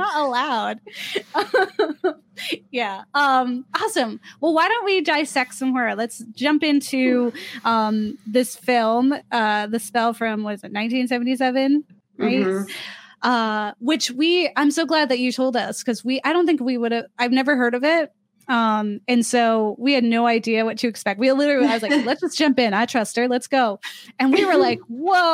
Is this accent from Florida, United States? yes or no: yes; Ocala, Florida, United States; now in Philadelphia, United States; We're in Philly now, but I grew up in Florida, not in the fun parts. I'm from Ocala.